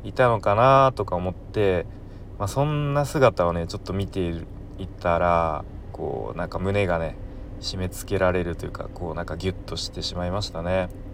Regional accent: Kanto, Japan; 関東出身の僕

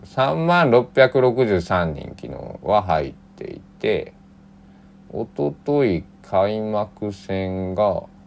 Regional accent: Kochi, Japan; now in Takamatsu, Japan; 僕もね高知から出てきた

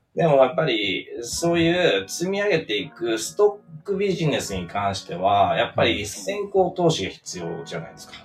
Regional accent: Osaka, Japan; moved away as an adult; now in Tokyo, Japan; 大阪の あの中心部で生まれ育ったんで

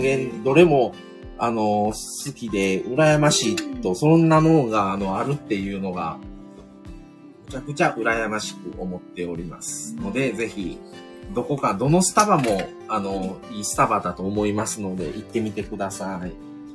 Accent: Kobe, Hyogo, Japan; 僕の地元というか、僕らはまあ神戸

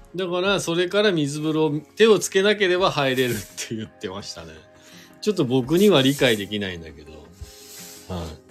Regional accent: Shizuoka, Japan; now in Hakuba, Japan; 静岡県出身でスノーボードが好きで白馬に引っ越してきた

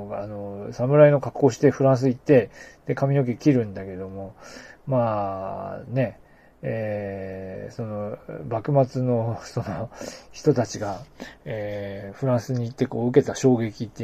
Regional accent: Aomori, Japan; moved away; also born or lived in Niigata; 私青森の出身なので

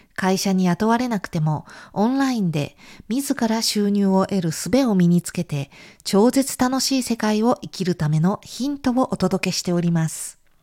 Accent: Japan; moved away as an adult; now in Italy; 私のような亀の歩みの日本人学生

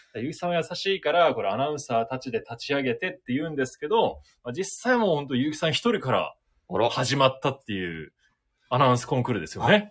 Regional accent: Tokyo, Japan; moved away as an adult; also born or lived in Kagoshima; now in Fukuoka, Japan; 僕はでも東京で生まれ育って、うん、社会人は鹿児島にちょっと行ってたんで、うん、で、福岡にこう上がってきたんですけど

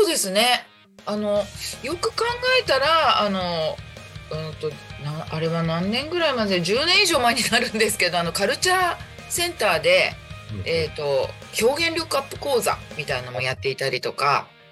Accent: Chiba, Japan; also born or lived in Tokyo / Saitama; あの、ずっと千葉におります

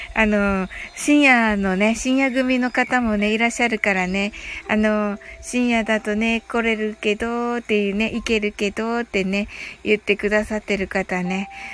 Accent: Kyushu, Japan

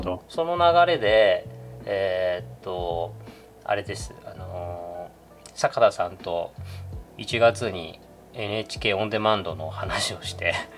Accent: Okinawa, Japan; 僕沖縄出身だから

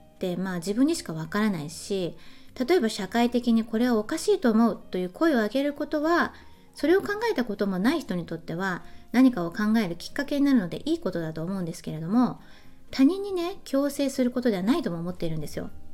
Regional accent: Japan; moved away as an adult; now in Germany; ドイツ語がわからないままドイツに移住した日本人の女性である私

